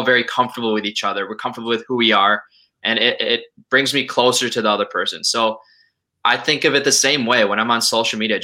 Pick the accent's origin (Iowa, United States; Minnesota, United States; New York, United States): Minnesota, United States; Minneapolis; I'm also from Minneapolis